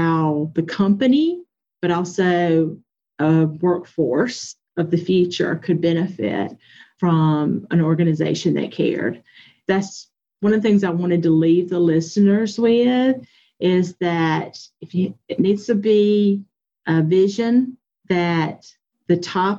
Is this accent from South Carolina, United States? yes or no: yes; Anderson, South Carolina, United States; I'm from Anderson County, South Carolina